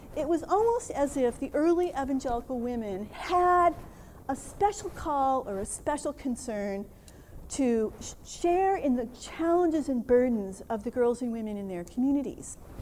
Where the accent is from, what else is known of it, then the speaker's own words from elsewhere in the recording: Minnesota, United States; I'm from Minnesota, agriculture is one of our big businesses